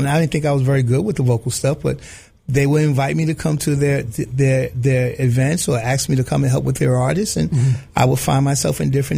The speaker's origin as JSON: {"language": "English", "town": "New York City", "region": "New York", "country": "United States", "tie": "born or raised there", "said": "I grew up in the South Bronx. I grew up in the projects."}